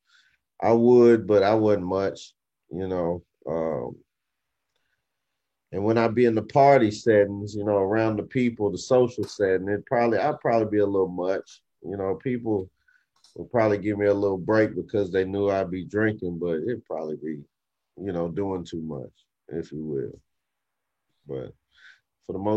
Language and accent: English; Arkansas, United States; moved away as an adult; now in Texas, United States; I'm from Arkansas, but I moved here to Texas. Like when I was back home in Arkansas